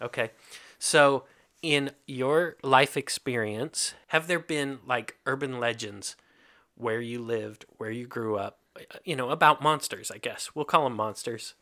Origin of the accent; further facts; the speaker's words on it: Kentucky, United States; moved away; also born or lived in Hungary; I grew up in Kentucky